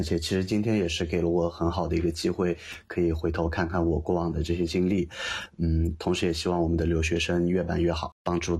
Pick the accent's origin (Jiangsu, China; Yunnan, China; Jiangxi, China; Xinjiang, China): Yunnan, China; 云南对我的感觉就是就是家，就是不管我在世界上其他地方生活再长的时间，这种家带给我的归属感和幸福感是是其他地方无法代替的。